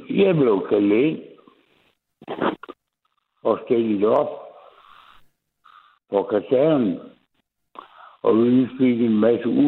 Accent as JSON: {"language": "Danish", "region": "Jutland", "country": "Denmark", "accent": "Jutlandic", "said": "jeg snakker jysk."}